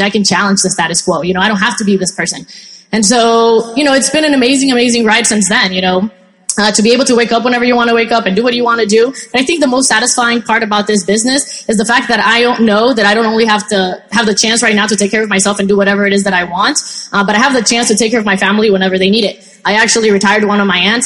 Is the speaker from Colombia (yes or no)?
yes; Colombia; now in United States; I'm originally from Colombia and my mom actually did, you know, Avon there and did very well